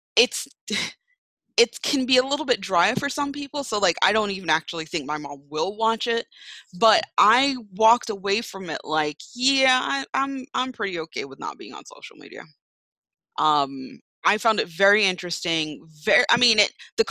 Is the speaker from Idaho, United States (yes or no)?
no; New York, United States; moved away; I was born there in Brooklyn